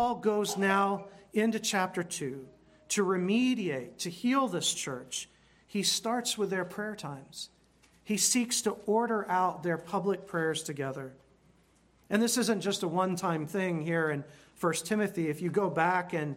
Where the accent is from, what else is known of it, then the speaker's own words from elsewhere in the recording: United States; Being an American, which I am